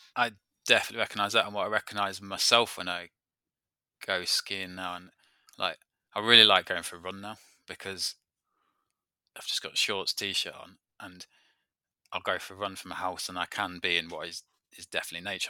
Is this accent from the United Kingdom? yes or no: yes; Peak District, East Midlands, United Kingdom; moved away; I come from the Peak District, so I've always, uh, lived, though, I, I've lived and grown up in an outdoor activity centre